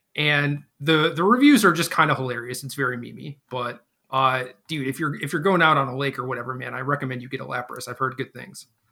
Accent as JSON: {"language": "English", "region": "Minnesota", "country": "United States", "tie": "born or raised there", "also_born_or_lived": "Seattle, Washington / Virginia", "moved": "yes", "said": "I grew up in Minnesota"}